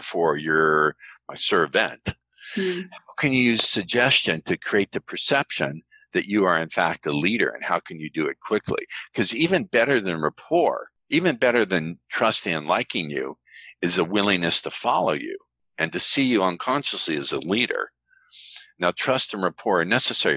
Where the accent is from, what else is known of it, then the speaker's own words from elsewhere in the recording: United States; I'm American